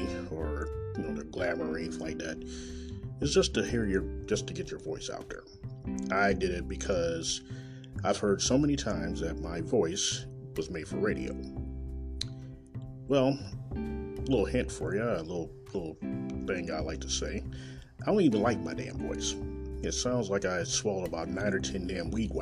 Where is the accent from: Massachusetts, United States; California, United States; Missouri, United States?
Missouri, United States; Kansas City; born or raised there